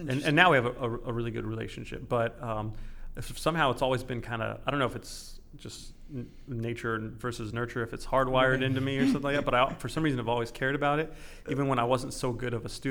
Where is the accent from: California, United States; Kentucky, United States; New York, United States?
California, United States; moved away; I grew up in California